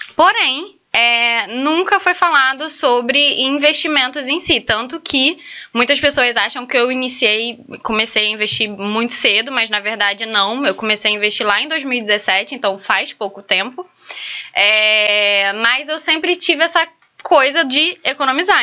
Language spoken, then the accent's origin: Portuguese; São Gonçalo, Rio de Janeiro, Brazil; eu sou lá de São Gonçalo